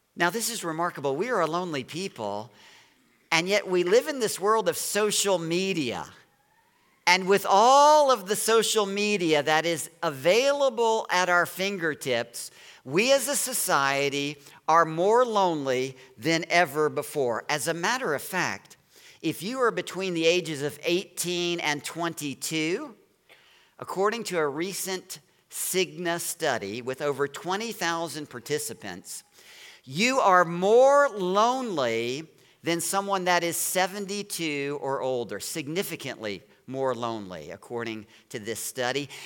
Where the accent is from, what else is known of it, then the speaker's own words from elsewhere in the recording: Baton Rouge, Louisiana, United States; now in Chesapeake Bay area, United States; I was born in Baton Rouge, Louisiana.